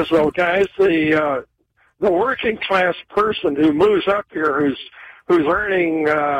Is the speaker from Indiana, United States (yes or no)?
no; California, United States; moved away as an adult; I'm from California originally. I moved up here 5 years